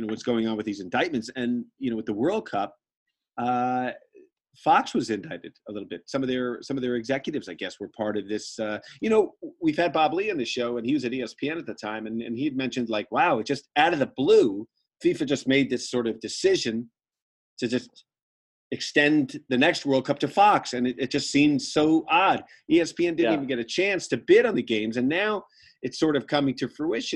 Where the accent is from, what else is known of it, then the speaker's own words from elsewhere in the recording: Ireland; as an Irish kid